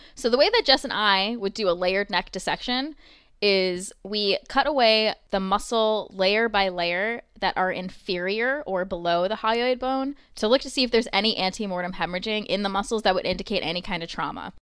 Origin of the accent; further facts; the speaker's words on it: New York, United States; I'm from New York